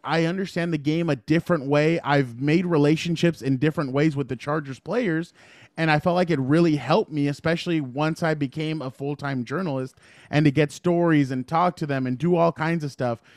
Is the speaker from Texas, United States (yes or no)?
no; San Diego, California, United States; I grew up in San Diego